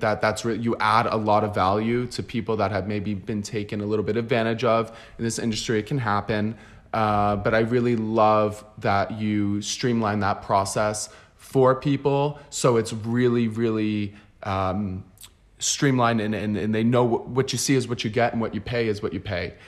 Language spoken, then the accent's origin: English; United States; now in Barcelona, Spain; I'm also American and I come from that mentality